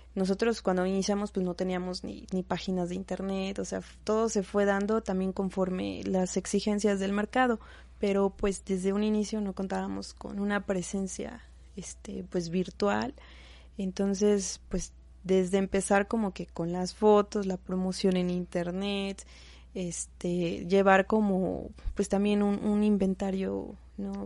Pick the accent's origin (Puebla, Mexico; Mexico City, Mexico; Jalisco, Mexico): Puebla, Mexico; Izúcar de Matamoros; nosotros somos originarias de Izúcar de Matamoros